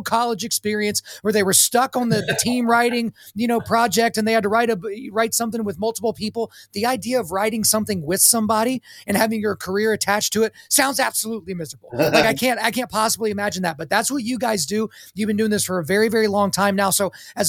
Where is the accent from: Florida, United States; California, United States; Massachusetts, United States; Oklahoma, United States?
Oklahoma, United States; Lawton; I grew up in Lawton, Fort Sill